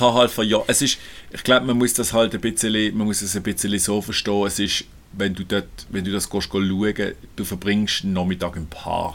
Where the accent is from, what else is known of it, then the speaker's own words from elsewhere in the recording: Basel, Basel-Stadt, Switzerland; moved away as an adult; ich bin aus Basel, hört man ja.